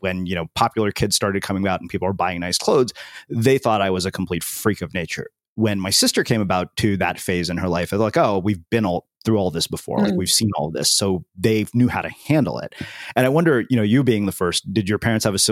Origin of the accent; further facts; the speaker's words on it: United States; I grew up in the United States as an Indian American